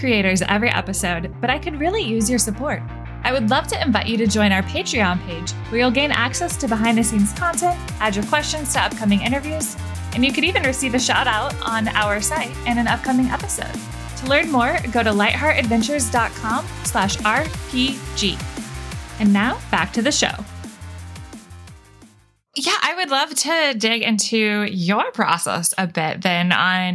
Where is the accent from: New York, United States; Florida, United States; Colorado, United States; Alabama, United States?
Florida, United States; Tallahassee; moved away; I grew up in Tallahassee. I was there for 19 years.